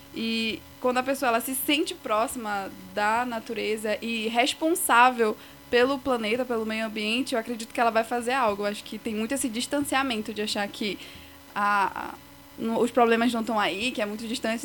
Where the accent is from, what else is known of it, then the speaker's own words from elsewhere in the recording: Igarapé-Açu, Pará, Brazil; moved away as an adult; now in Castanhal, Brazil; meus pais eram de Garapé-Açu, aí fiquei morando lá a minha infância quase assim toda